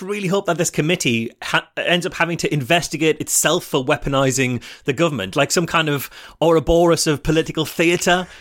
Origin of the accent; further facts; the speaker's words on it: United Kingdom; I'm British